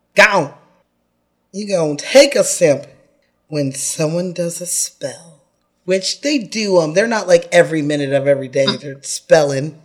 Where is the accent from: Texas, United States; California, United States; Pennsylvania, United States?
California, United States; I'm from California and we're not an old state